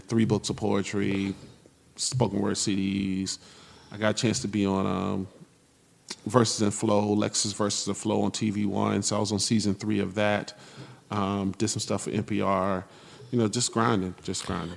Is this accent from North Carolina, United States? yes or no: yes; Raleigh, North Carolina, United States; I'm from Raleigh.